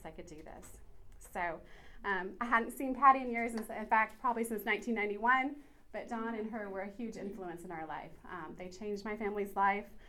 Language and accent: English; Kansas, United States; moved away as an adult; now in Oklahoma, United States; DJ and I were both born and raised in Kansas, uh, but we moved here in Oklahoma, to Oklahoma in April of last year